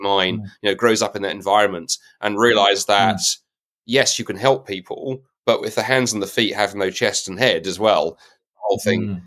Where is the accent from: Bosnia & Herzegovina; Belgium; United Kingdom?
United Kingdom; as a Brit